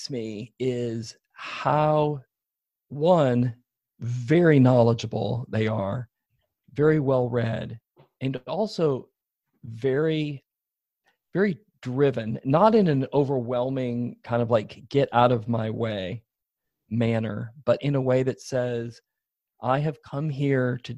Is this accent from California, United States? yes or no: no; Iowa City, Iowa, United States; moved away as an adult; also born or lived in Chicago; now in Washington, D.C., United States; had grown up in eastern Iowa, in and around Iowa City